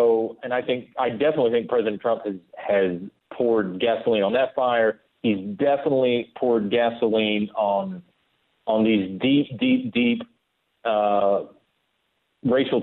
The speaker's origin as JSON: {"language": "English", "town": "Kings Mountain", "region": "North Carolina", "country": "United States", "tie": "born or raised there", "said": "That's my hometown in North Carolina on the border with South Carolina"}